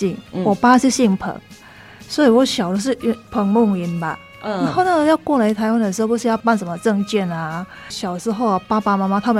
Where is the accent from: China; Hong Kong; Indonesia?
Indonesia; Singkawang, West Kalimantan; Chinese is a second language; moved away as an adult; now in Taiwan; 我来自印尼的。西加里曼丹，